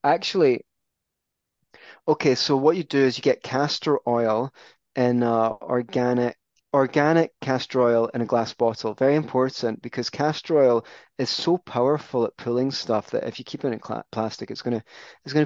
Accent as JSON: {"language": "English", "region": "Scotland", "country": "United Kingdom", "said": "I'm Scottish"}